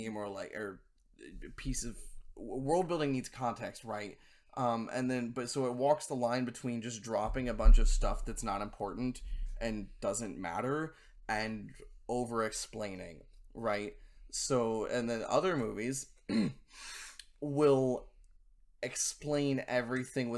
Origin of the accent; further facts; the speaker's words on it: United States; as an American